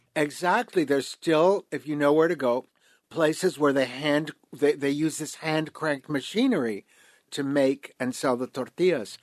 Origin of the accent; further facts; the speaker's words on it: New York, United States; moved away as an adult; now in Mexico City, Mexico; grew up in New York in the 1970s